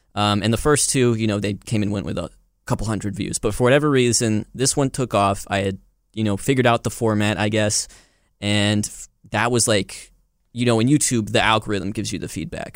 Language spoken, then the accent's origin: English; Rome, Georgia, United States; also born or lived in Germany; living in my hometown of Rome, Georgia